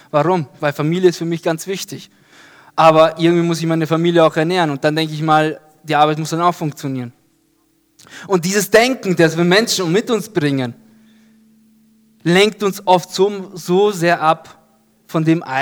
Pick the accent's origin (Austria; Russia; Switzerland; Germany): Austria; Ebelsberg, Upper Austria; mit Freunden auf so einer Halfpipe in Ebelsberg, da wo ich groß geworden bin.